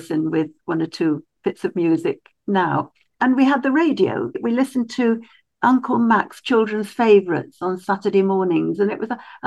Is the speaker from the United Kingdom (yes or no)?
yes; Stockport, North West England, United Kingdom; also born or lived in Peterborough / Llandovery, Wales; I was born in Peterborough until I was about three. And then we moved to a little town in Wales, Llandovery, and we were there from when I was about four till I was 10. And then we moved to Stockport near Manchester.